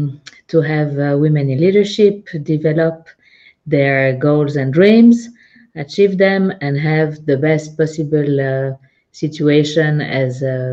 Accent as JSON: {"language": "English", "region": "Geneva", "country": "Switzerland", "lives_now": "Zug, Switzerland", "said": "I'm located in Zug. I'm originally from Geneva. I lived in many cities and countries."}